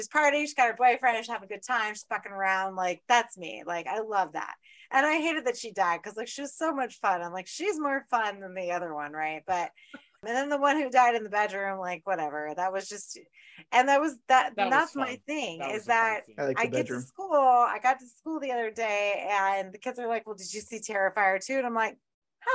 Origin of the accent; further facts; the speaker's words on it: Orlando, Florida, United States; I grew up in Orlando